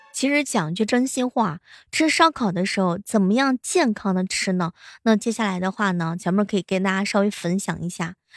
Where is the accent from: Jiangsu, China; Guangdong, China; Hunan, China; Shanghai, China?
Jiangsu, China; Xuzhou; 我们徐州这边